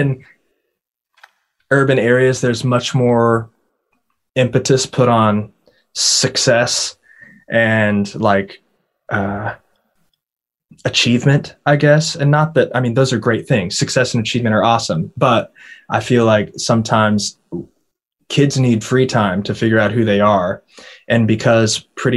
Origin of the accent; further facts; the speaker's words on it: Purcell, Oklahoma, United States; now in Nashville, United States; it's a small town in the middle of Oklahoma. You know, I spent my entire childhood there